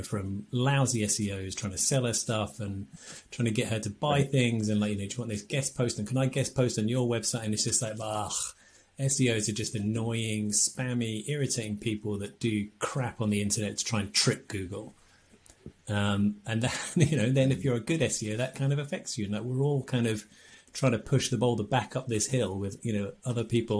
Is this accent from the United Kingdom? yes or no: yes; England, United Kingdom; we're English